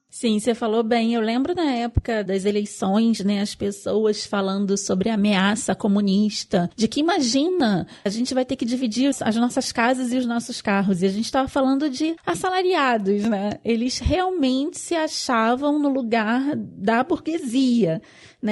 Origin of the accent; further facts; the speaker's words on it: Rio de Janeiro, Brazil; Eu sou do Rio de Janeiro, eu voto no Rio de Janeiro